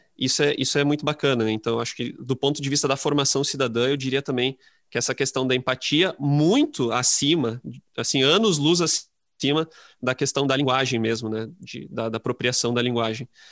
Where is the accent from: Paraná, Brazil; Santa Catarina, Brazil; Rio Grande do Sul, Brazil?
Rio Grande do Sul, Brazil; Lajeado; eu sou de Lajado, eu sou do interior do Rio Grande do Sul